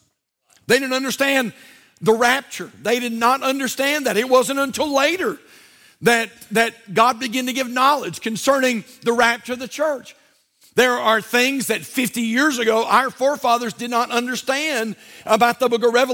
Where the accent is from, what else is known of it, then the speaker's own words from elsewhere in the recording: United States; I'm an American